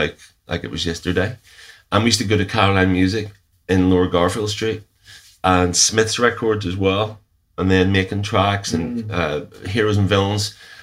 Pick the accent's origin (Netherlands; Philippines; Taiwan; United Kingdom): United Kingdom; Northern Ireland; growing up in the Troubles, I was actually spending a lot of time watching films. A lot of time you just weren't allowed out